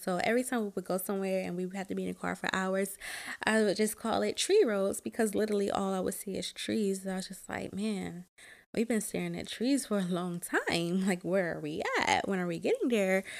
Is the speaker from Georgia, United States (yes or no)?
yes; Georgia, United States; also born or lived in Delaware; now in Maryland, United States; I am originally from Georgia, then I moved to Delaware